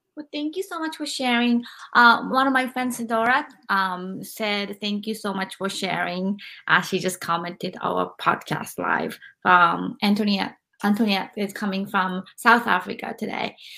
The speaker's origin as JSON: {"language": "English", "country": "Japan", "said": "I'm from Japan"}